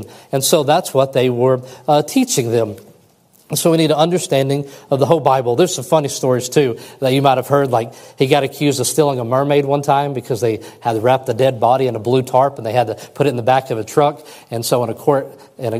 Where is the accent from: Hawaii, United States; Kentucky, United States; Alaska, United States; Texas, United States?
Kentucky, United States; West; growing up in West Kentucky